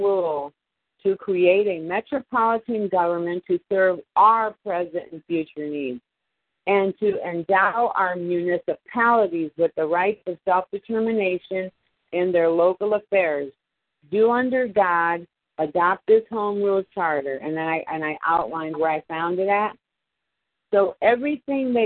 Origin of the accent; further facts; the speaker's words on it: Homestead, Florida, United States; I come from Homestead where all the farmers come